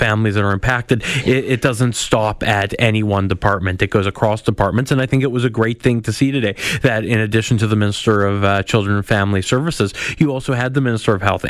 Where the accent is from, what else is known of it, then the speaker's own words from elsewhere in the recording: Manitoba, Canada; I'm from Manitoba.